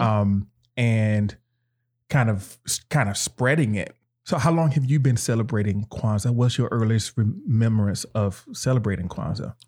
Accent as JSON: {"language": "English", "region": "North Carolina", "country": "United States", "tie": "born or raised there", "said": "I grew up in North Carolina and in, in the South."}